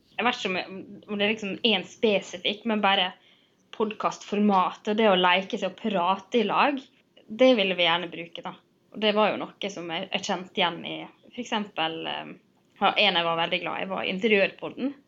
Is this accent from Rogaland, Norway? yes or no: no; Sunnmøre, Møre og Romsdal, Norway; also born or lived in Trondheim; nå har jeg flytta hjem fra Trondheim og skal liksom finne meg sjøl igjen her på Sunnmøre